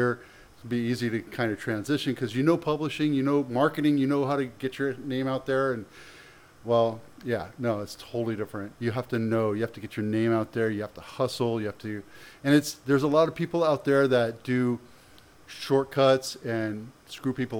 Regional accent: San Jose, California, United States; also born or lived in Canada / Oakland / Campbell / Cupertino; Came here when I was 7, which is about 1975. And started off in Oakland. Then I came down here, Campbell, Cupertino, then San Jose.

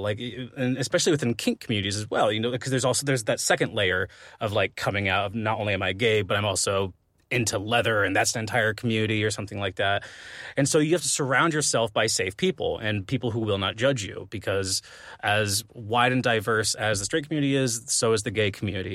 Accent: Arizona, United States; growing up in Arizona

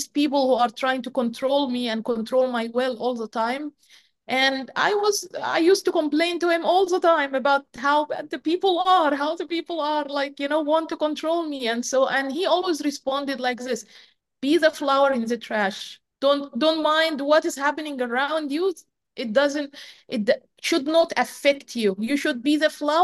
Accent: Egypt; moved away as an adult; growing up in Egypt is not easy. It's a very closed society. Growing up as a woman in particular in Egypt is as a girl, as a woman, is not easy at all.

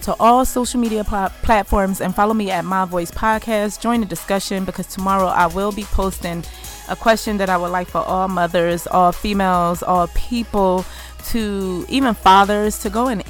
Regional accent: United States; our burden to bear as American, Black American

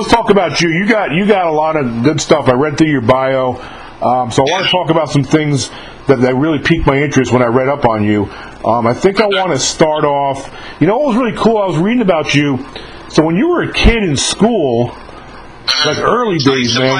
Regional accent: New York, United States; moved away as an adult; now in Mississippi, United States; I'm from New York, though, originally. Born and raised in New York

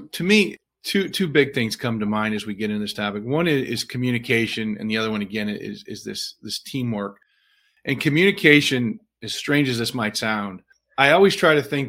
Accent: Illinois, United States; I grew up in the Midwest on the western side of Illinois in a very, very middle-class blue-collar family.

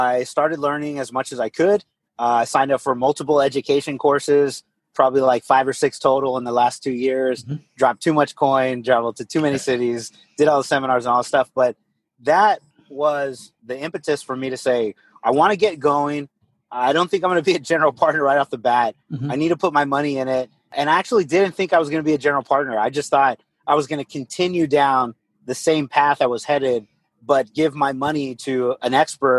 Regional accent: Corpus Christi, Texas, United States; also born or lived in San Antonio, Texas; I'm originally from Corpus Christi, Texas. So I grew up, you know, kind of beach town

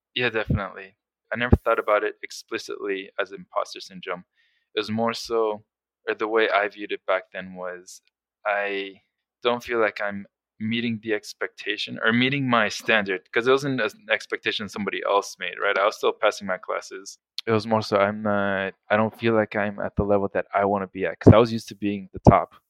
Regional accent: South Florida, United States; also born or lived in Colombia; I was born in Colombia, but then when I was six, my family moved to the States and I grew up in South Florida

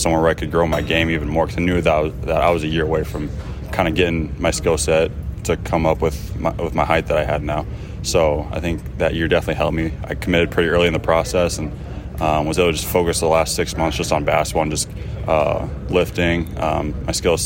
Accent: Cedar Rapids, Iowa, United States; moved away; Cedar Rapids was a great hometown for me

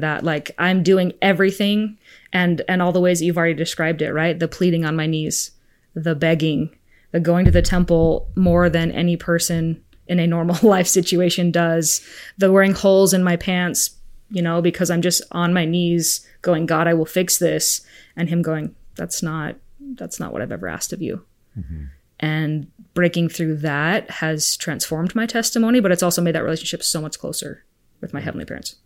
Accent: Arizona, United States; also born or lived in Spain; I'm from Arizona. I'm an Arizona girl

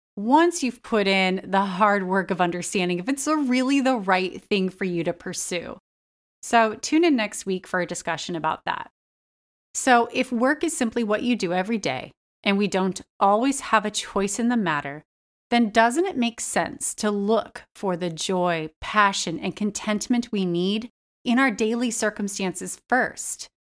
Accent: United States; I just absorbed over years of being an American

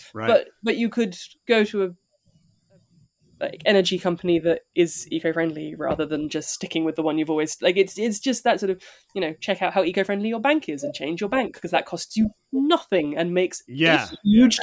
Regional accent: London, United Kingdom; I grew up near Camden Market

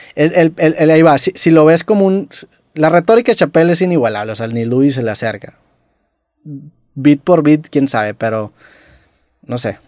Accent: Mexico

